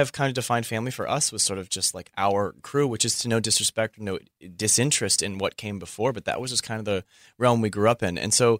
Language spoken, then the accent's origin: English; Philippines; It's like, I'm from the Philippines. That was going to come up at some point.